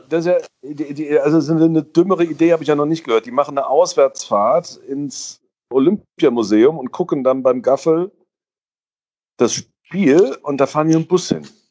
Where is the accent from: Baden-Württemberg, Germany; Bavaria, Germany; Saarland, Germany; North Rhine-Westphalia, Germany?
Saarland, Germany; Köllerbach; in meinem Heimatort in Köllerbach, bei den Sportfreunden Köllerbach, Saarlandliga